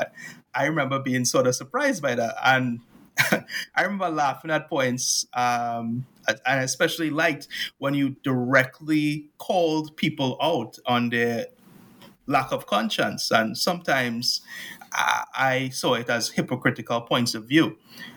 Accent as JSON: {"language": "English", "country": "Trinidad & Tobago", "tie": "born or raised there"}